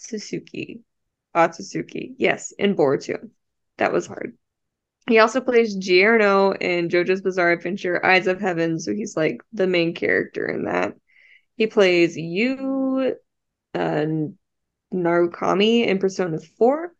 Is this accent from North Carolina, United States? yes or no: no; Texas, United States; I am so Texan